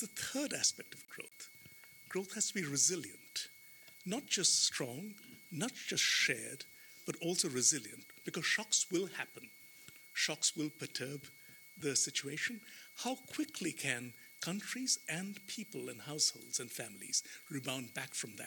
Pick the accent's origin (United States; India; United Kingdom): India; moved away; my home country, India